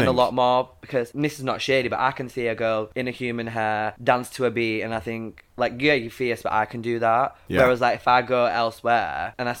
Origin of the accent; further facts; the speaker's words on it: Carlisle, North West England, United Kingdom; I was born in Carlisle, but I was made in the Navy. I think, like, I was like born in, like, I am a northern girl. I am.